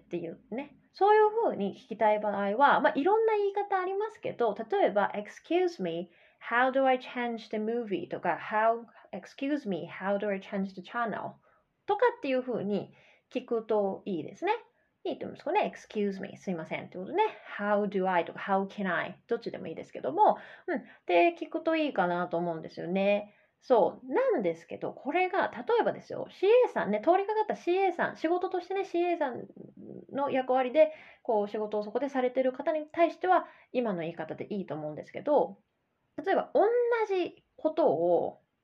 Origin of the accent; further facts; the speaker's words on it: Japan; first language Japanese; 日本人として日本で生まれて日本語を自然に学んだ